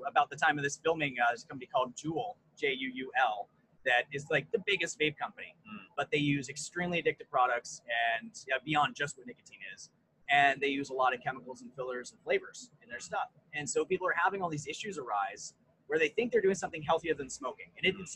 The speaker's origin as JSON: {"language": "English", "country": "United States", "tie": "born or raised there", "also_born_or_lived": "New York / Colorado", "moved": "as an adult", "lives_now": "Vancouver, Canada", "said": "I grew up in a mix of New York and Colorado."}